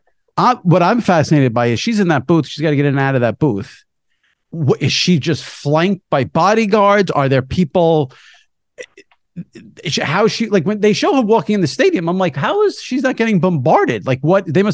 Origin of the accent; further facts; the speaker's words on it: New York, United States; I'm a New Yorker.